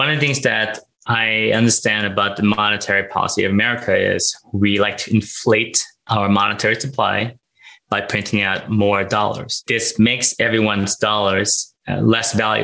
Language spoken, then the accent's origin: English; Los Angeles, California, United States; born or raised there; also born or lived in Thailand / Philippines